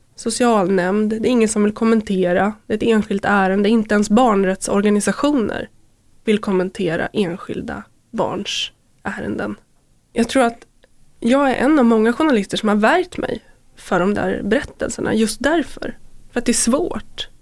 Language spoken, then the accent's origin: Swedish; Köping, Västmanland, Sweden; Jag växte upp i Köping